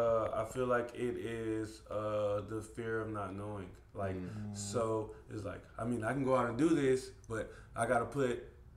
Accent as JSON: {"language": "English", "town": "Brunswick", "region": "Georgia", "country": "United States", "tie": "born or raised there", "said": "I'm from Brunswick."}